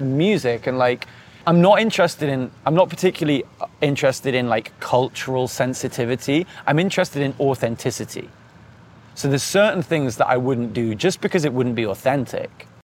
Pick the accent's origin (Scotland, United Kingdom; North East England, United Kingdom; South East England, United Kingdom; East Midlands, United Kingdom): North East England, United Kingdom; moved away; also born or lived in Cheshire; I grew up in the Northeast and then moved to the Northwest.